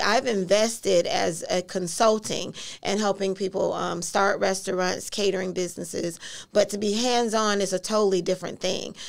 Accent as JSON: {"language": "English", "town": "Orlando", "region": "Florida", "country": "United States", "tie": "born or raised there", "said": "originally from Orlando, um, born and raised in Carver Shores"}